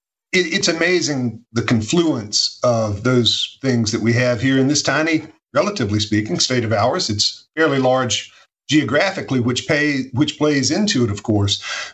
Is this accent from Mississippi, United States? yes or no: yes; North Central Mississippi, United States; I grew up in North Central Mississippi on a farm that my grandparents were working all my life. My parents were school teachers.